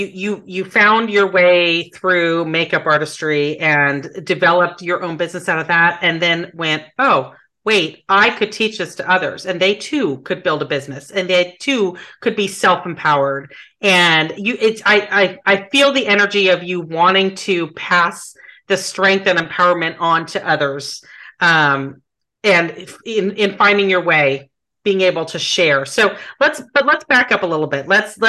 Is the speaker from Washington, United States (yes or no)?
yes; Seattle, Washington, United States; the Great White North, as we used to refer to it when I was growing up in Seattle.